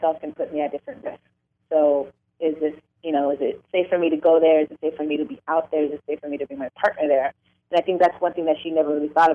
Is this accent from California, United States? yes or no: yes; Orange County, Southern California, United States; I'm originally from Southern California. I grew up in Orange County to two Latino immigrant parents